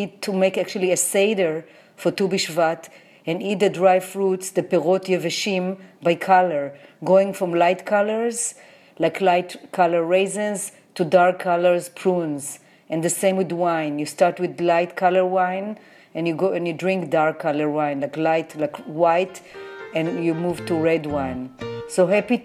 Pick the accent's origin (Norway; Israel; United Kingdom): Israel; moved away as an adult; also born or lived in Jerusalem; now in New York City, United States; as a child growing up in Israel, we used to go for planting